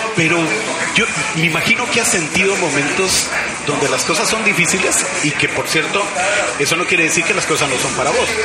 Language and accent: Spanish; Guatemala; De Guatemala de Guatemala.